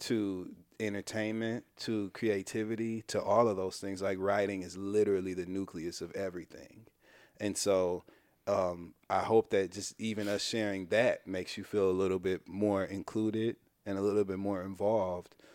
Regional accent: Midwest, United States; from the Midwest

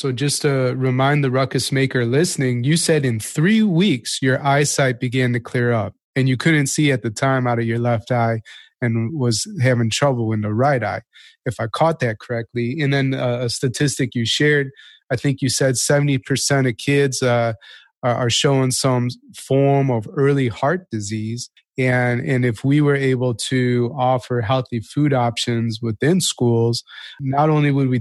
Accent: Chicago, Illinois, United States; I'm from Chicago

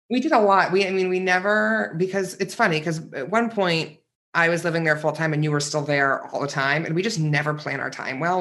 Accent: Northeast, United States; moved away; I grew up in the Northeast.

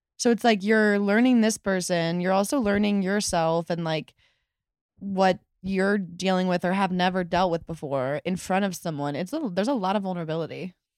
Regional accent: Chicago, Illinois, United States; I was born in Chicago, my whole family's from Chicago

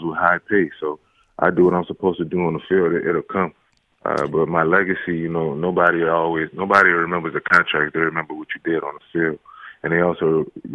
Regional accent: New Orleans, Louisiana, United States; I'm from New Orleans, so competition is a huge thing out here.

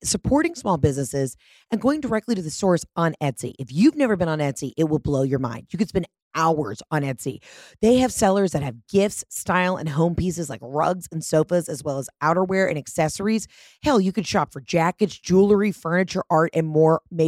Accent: the South, United States; as a Southerner

